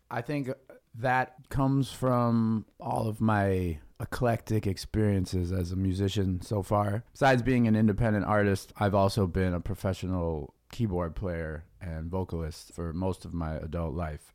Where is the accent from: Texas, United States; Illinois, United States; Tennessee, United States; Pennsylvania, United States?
Illinois, United States; Chicago; also born or lived in Berkeley; I grew up in Chicago